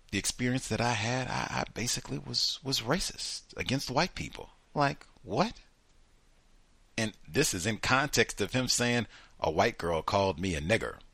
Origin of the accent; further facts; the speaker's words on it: Wilmington, North Carolina, United States; I was raised in Wilmington, North Carolina.